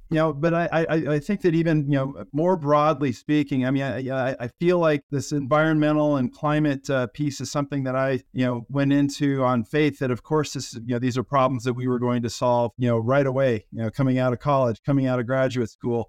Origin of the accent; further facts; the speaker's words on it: Colorado, United States; I grew up in the great state of, uh, Colorado